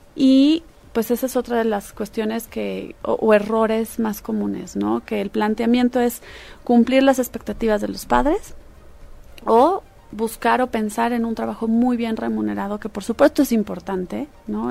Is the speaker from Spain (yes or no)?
no; Mexico; somos orgullosamente mexicanos